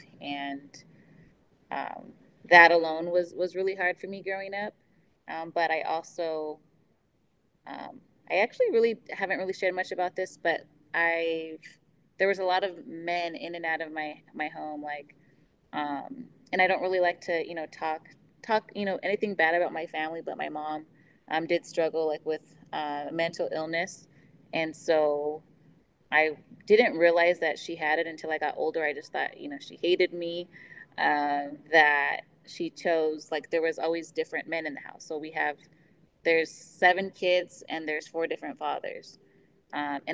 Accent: Ventura County, California, United States; moved away as an adult; also born or lived in Las Vegas, Nevada; I come from Ventura County, California.

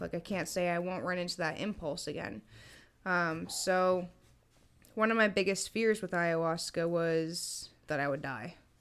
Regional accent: Massachusetts, United States; I was born in Mass

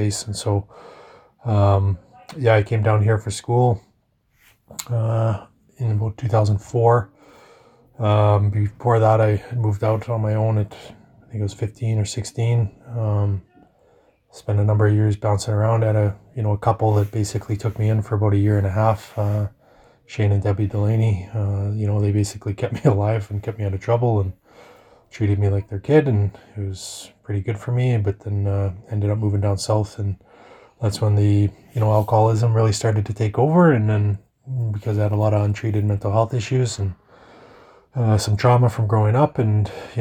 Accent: La Ronge, Saskatchewan, Canada; moved away; I'm originally from up north. I grew up in LaRonge.

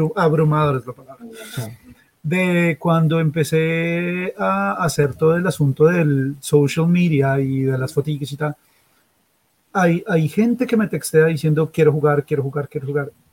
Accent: Colombia; now in Australia

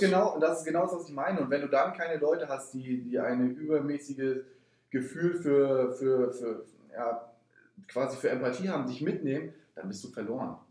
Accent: Rostock, Mecklenburg-Vorpommern, Germany; also born or lived in Potsdam; ich bin ja hier geboren

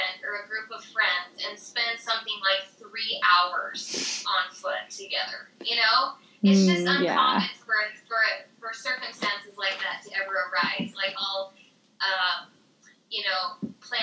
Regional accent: Utah, United States; I'm from Utah

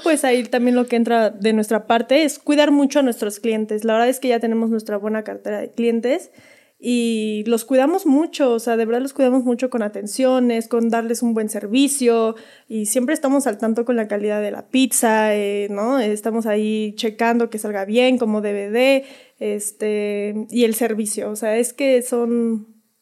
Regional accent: Mexico City, Mexico; moved away as an adult; now in Zibatá, Querétaro, Mexico; somos de la Ciudad de México

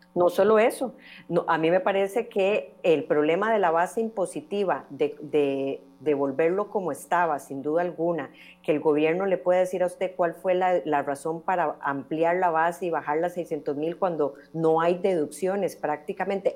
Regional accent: Costa Rica; como costarricenses

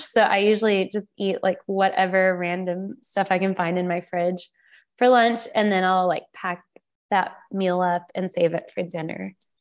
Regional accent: the South, United States; I grew up in the South, but I didn't grow up on Southern food

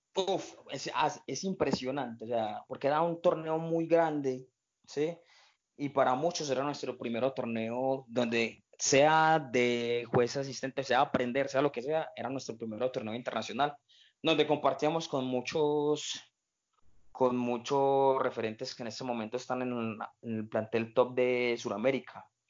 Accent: Colombia; nosotros como colombianos

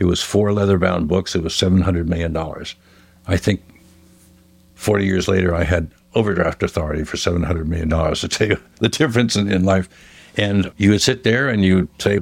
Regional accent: United States; being an American, only American in Lloyd's of London

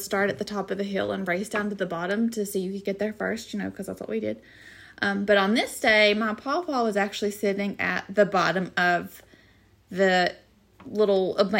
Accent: the South, United States; Yes, I'm from the South. I had a pawpaw.

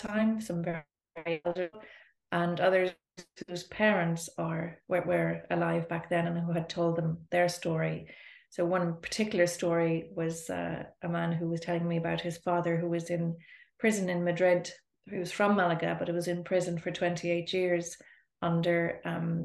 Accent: Dublin, Leinster, Ireland; also born or lived in Spain; I am from Dublin

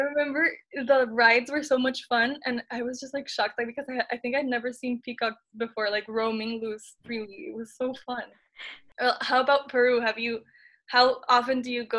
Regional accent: San Salvador, El Salvador; now in Monterrey, Mexico; But I feel like I'm from San Salvador, that's where I was born.

